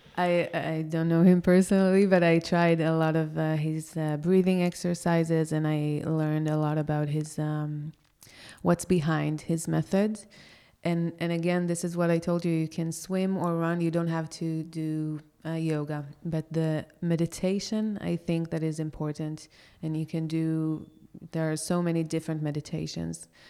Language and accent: English; Israel; moved away as an adult; now in Porto, Portugal; I grew up in such a religious country